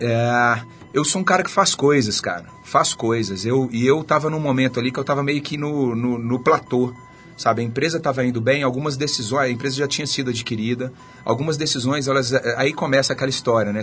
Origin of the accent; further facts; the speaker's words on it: Minas Gerais, Brazil; moved away; also born or lived in São Paulo; Eu sou mineiro